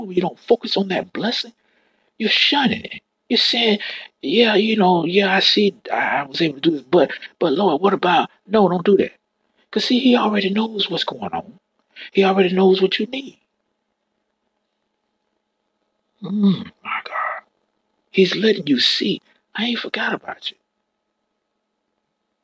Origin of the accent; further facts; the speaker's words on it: Florida, United States; I'm born and raised in Florida